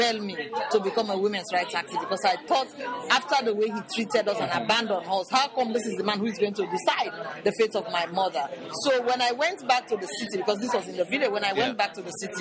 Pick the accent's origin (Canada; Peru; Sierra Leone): Sierra Leone; I come from a very traditional background in Sierra Leone. The area of the country where I come from, women's rights don't exist